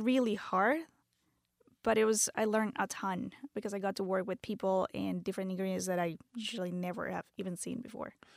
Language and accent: English; Venezuela; English is a second language; moved away as an adult; also born or lived in Canada; now in United States; I'm from born and raised in Venezuela, moved to the States when I was twenty-one